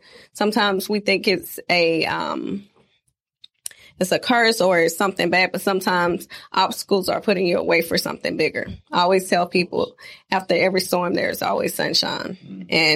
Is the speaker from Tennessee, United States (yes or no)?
no; Phenix City, Alabama, United States; also born or lived in Union Springs, Alabama; now in Tampa, United States; I'm originally from a small town, Phoenix City, Alabama